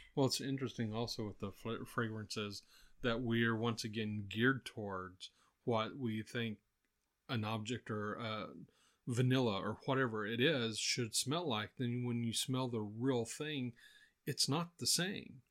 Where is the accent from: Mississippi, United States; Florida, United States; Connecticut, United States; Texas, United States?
Texas, United States; growing up in Texas here